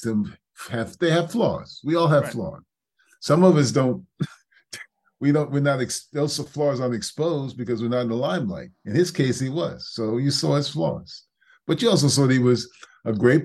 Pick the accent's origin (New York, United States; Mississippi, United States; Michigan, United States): New York, United States; New York City; I grew up in New York City